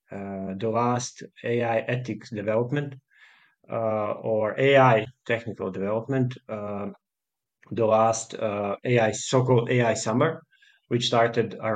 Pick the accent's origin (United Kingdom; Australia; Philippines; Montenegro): Montenegro; Podgorica; I'm from Montenegro and I, I lived in Podgorica.